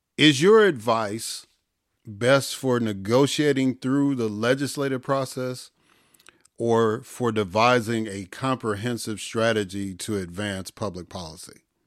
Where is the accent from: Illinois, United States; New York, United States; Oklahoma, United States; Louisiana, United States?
Illinois, United States; also born or lived in Jackson, Mississippi; now in Georgia, United States; I grew up in Illinois. I, I'm living in Georgia now